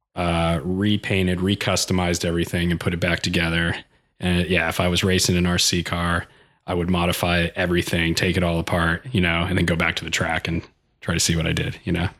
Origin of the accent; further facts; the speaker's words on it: El Cajon, California, United States; I grew up in, uh, Ocahoone, California, which is, uh, kind of a suburb in, uh, San Diego.